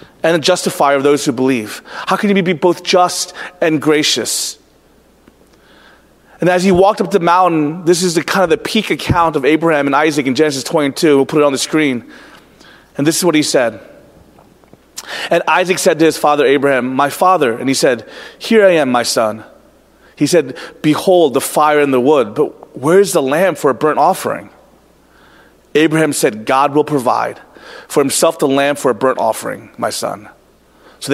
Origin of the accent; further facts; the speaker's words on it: United States; also born or lived in Orlando, Florida; individualistic American people